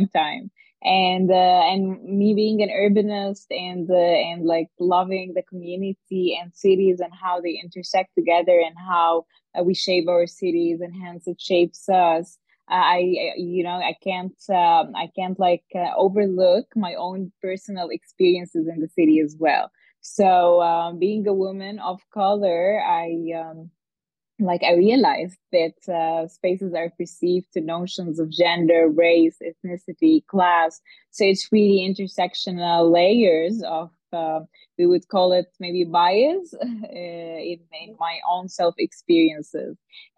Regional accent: Dubai, United Arab Emirates; also born or lived in Egypt / Cairo / Netherlands; I was born and lived in Dubai most of my life, and I am Egyptian, so I've been in Cairo quite a lot as well.

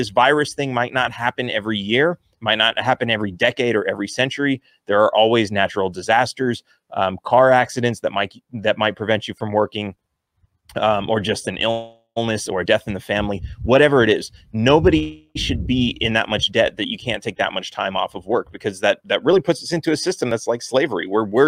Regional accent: California, United States; I grew up in California, which is very left

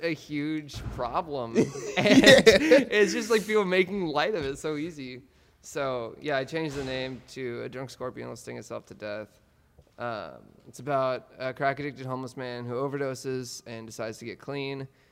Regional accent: Oklahoma, United States; now in New York, United States; I'm from Oklahoma, um, and now I'm now I'm in New York

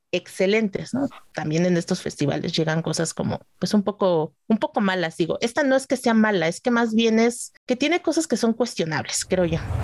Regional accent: Mexico

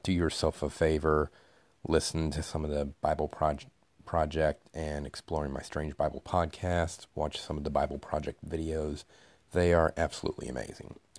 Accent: Knoxville, Tennessee, United States; I am from Knoxville, Tennessee

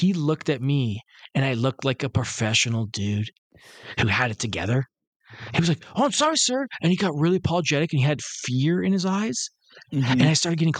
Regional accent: Detroit, Michigan, United States; I'm from Detroit

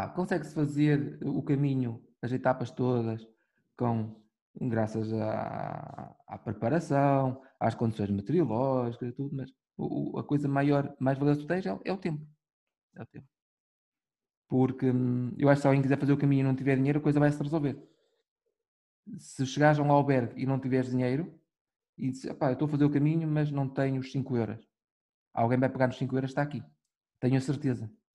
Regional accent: Minho, Norte, Portugal; nós somos do, do Minho

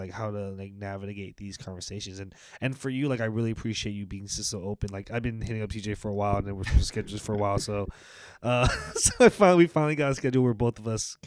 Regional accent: San Francisco, California, United States; moved away; growing up in San Francisco

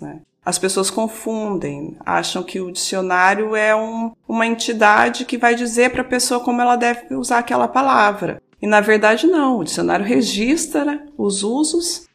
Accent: southern Minas Gerais, Brazil; accent: retroflex R; moved away as an adult; also born or lived in Porto, Portugal; now in Portugal; Sou mineira do sul de Minas. Uh, devem ouvir aí na minha fala algum R retro, retroflexo

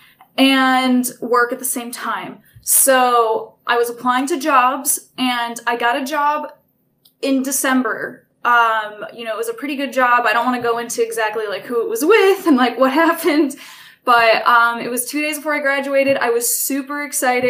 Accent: Port Huron, Michigan, United States; moved away; I'm originally from Port Huron, Michigan

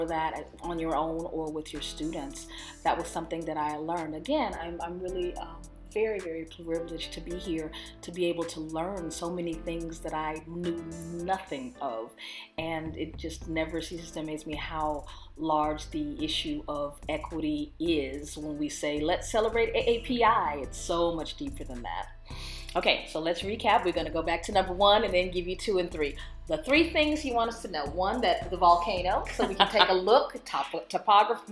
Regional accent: Texas, United States; I'm a Texan

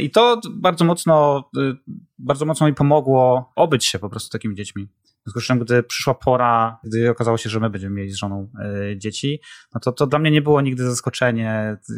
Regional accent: Zielona Góra, Lubusz Voivodeship, Poland; moved away as an adult; also born or lived in Kraków; zawsze chcieliśmy wrócić do Zielonej Góry, bo my z Zielonej Góry, e, oryginalnie, e, jesteśmy

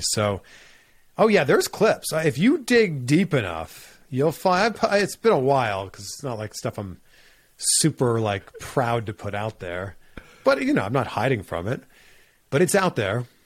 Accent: Pickering, Ontario, Canada; moved away as an adult; also born or lived in Cleveland / Miami; now in United States; my hometown, Pickering, Ontario

